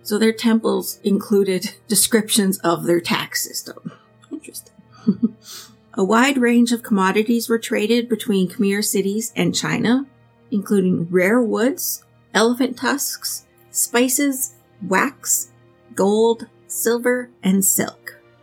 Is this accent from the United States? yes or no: no; Canada; we're Canadian and we don't have huge cities either